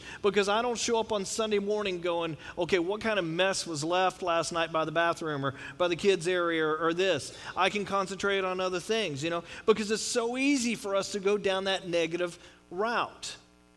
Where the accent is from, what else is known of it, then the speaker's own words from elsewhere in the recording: Texas, United States; moved away as an adult; now in California, United States; I grew up in Texas. I'm a proud Texan